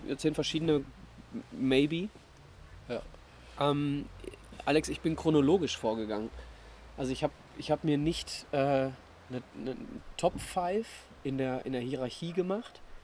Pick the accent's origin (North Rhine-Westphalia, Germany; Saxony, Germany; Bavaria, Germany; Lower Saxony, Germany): North Rhine-Westphalia, Germany; the Ruhr area; ich bin, bin aus dem Pott